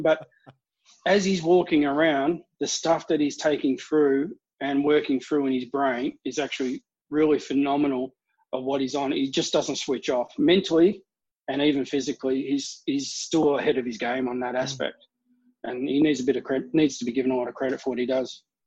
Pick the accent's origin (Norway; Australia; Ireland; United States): Australia; Melbourne, Victoria; I'm from Melbourne